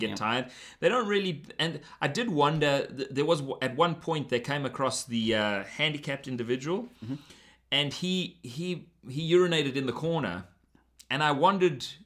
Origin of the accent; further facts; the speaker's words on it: South Africa; now in Canada; I missed out growing up in South Africa.